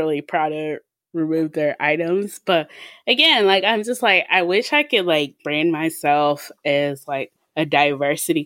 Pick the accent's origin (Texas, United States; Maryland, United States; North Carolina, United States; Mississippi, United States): Mississippi, United States; we're from Mississippi.